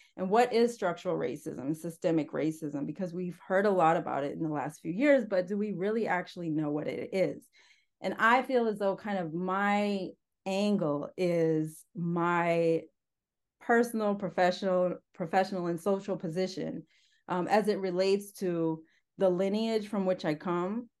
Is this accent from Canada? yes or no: yes; Northern Ontario, Canada; I was born and raised in Northern Ontario, Canada, on a farm